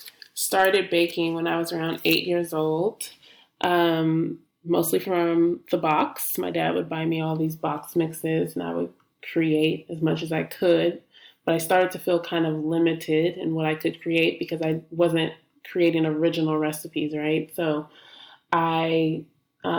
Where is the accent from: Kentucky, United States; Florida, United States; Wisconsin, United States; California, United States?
California, United States; Hayward; moved away as an adult; now in Brooklyn, United States; I grew up in Hayward, California, which is in the Bay Area. I currently live in Brooklyn. I've been here for about 5 years